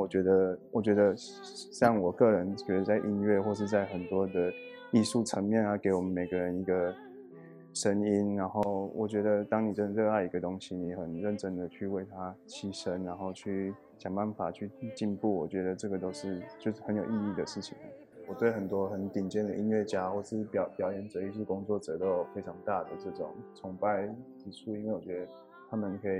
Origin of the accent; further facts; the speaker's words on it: Taiwan; 我觉得在台湾长大的某一方面，我们不是很鼓励每个人在自我方面很多的表现啊，很多的对话。